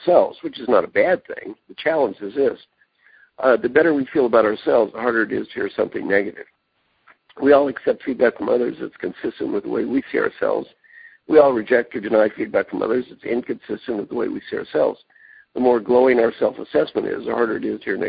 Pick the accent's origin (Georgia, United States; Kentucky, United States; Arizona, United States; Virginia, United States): Kentucky, United States; moved away as an adult; also born or lived in Indiana / California; I'm from Kentucky, went to school in Indiana